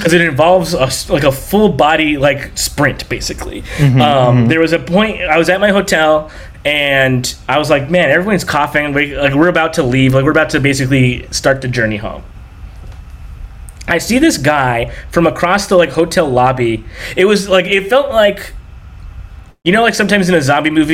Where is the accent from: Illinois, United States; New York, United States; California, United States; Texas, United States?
California, United States; Long Beach; I'm from here, from Southern California. I grew up near Long Beach, Downey, Lakewood